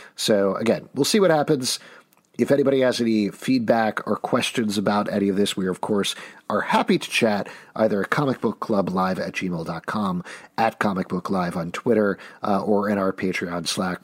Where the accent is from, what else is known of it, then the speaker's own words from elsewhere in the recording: New York, United States; as a New Yorker